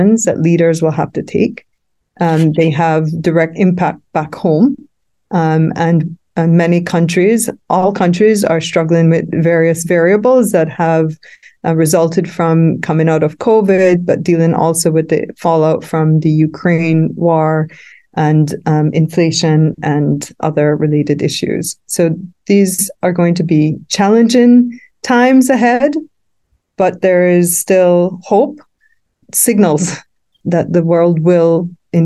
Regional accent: Belize; I'm from Belize, and Belize is counted as amongst the Caribbean small island developing states

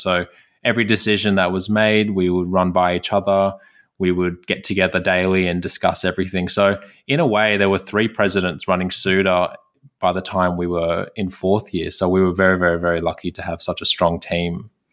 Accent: Sydney, New South Wales, Australia; I was born in Sydney

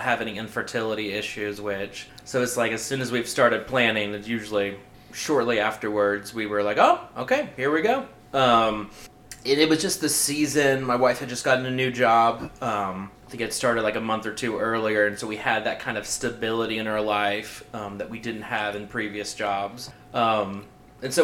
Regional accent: Marietta, Georgia, United States; moved away; also born or lived in Germany; I grew up in Marietta, right outside of Atlanta.

